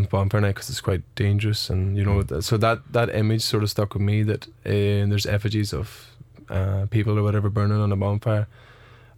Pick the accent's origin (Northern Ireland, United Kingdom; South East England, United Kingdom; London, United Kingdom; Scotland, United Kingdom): Northern Ireland, United Kingdom; Rattlestown; accent: Nordy; also born or lived in Canada; now in Cork, Ireland; a big Nordy accent, you know, like, I'm from Rattlestown